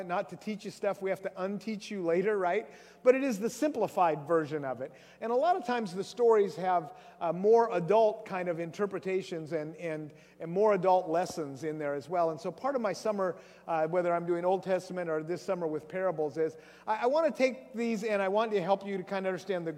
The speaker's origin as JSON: {"language": "English", "area": "Grays Harbor", "region": "Washington", "country": "United States", "tie": "born or raised there", "said": "I grew up in Grays Harbor down there"}